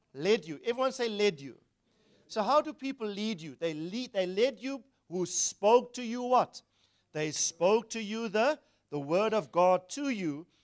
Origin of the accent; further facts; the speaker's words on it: Durban, KwaZulu-Natal, South Africa; Grew up in Wentworth, Durban, South Africa